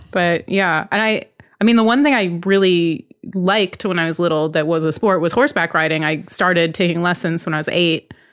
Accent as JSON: {"language": "English", "area": "Bay Area", "region": "California", "country": "United States", "tie": "born or raised there", "said": "I grew up in the Bay Area"}